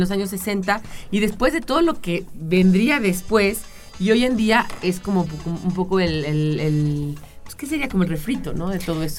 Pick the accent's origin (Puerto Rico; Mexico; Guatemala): Mexico; Mexico City; yo nací en la colonia, yo nací en la colonia Granada, en el Sanatorio Español que está ahí en el Ejército Nacional